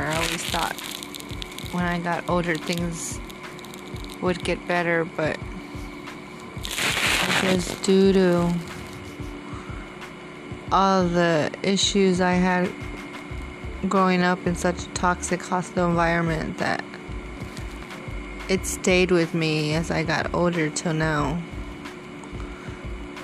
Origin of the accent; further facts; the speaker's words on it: Texas, United States; I was born here in Texas. I was raised as an only child